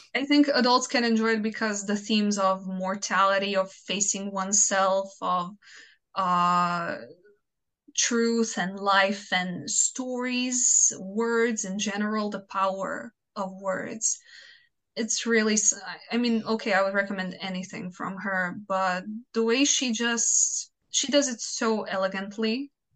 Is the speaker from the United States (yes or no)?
no; Croatia; first language Croatian; English is a second language